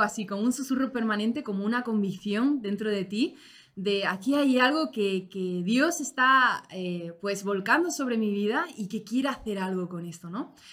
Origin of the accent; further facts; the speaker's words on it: Spain; Yo, como española